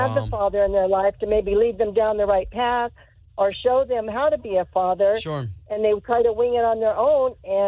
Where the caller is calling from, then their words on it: Deltona, Florida, United States; I'm calling from Deltona.